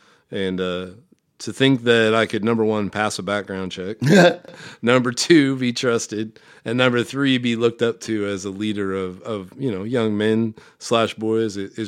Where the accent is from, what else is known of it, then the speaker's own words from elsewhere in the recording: Omaha, Nebraska, United States; I'm from Omaha, Nebraska.